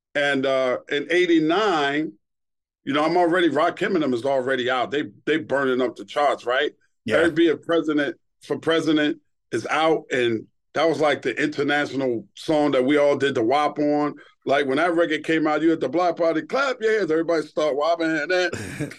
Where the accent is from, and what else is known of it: New York City, New York, United States; born or raised there; also born or lived in Brooklyn